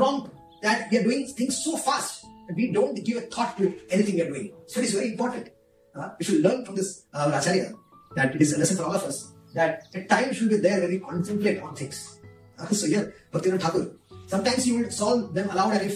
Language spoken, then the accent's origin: English; India; I'm coming from India